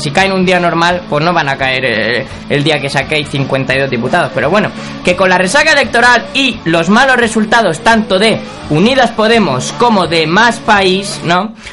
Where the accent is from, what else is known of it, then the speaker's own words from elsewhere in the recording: Catalonia, Spain; soy catalán y pobre